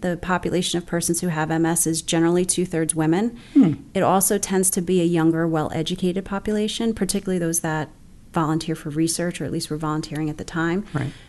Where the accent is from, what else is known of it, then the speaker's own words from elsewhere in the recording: Bayonne, New Jersey, United States; I'm actually originally from Bayonne, which is where I still live right now. I actually live 30 blocks from where I grew up